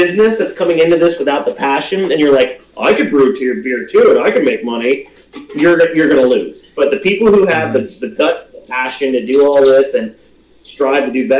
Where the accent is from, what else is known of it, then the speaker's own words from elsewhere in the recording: Pottsville, Pennsylvania, United States; I grew up in Pottsville, actually.